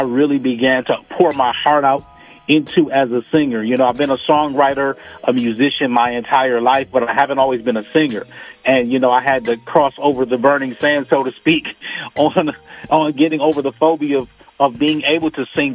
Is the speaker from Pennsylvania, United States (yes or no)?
no; Toledo, Ohio, United States; now in Detroit, United States; born and raised in Toledo, Ohio